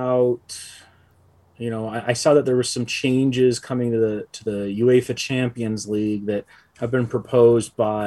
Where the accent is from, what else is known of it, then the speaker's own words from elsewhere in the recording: United States; as an American